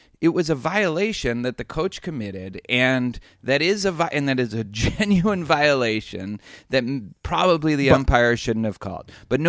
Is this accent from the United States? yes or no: yes; Boston, Massachusetts, United States; now in Houston, United States; It has nothing to do with the fact that I grew up in Boston.